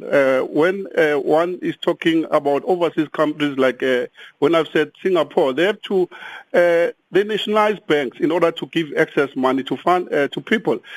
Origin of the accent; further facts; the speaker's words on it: South Africa; We are all South Africans